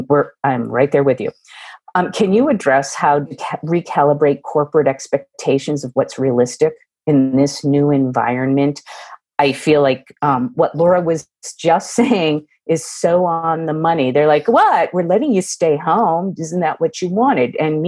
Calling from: West Coast, United States; I'm calling in from the West Coast.

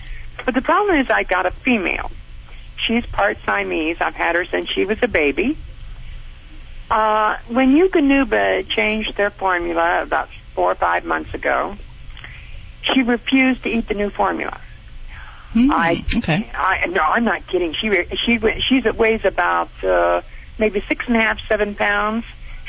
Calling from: Monterey Park, California, United States; I'm calling from California, Monterey Park. I'm at work.

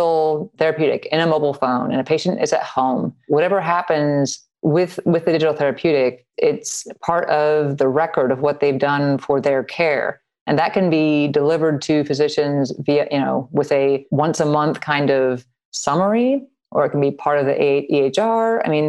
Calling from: Louisville, Kentucky, United States; I am in Louisville, Kentucky.

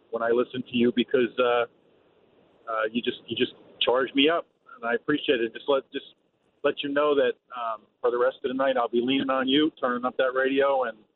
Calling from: New York, United States; I'm actually calling from the New York State Thruway.

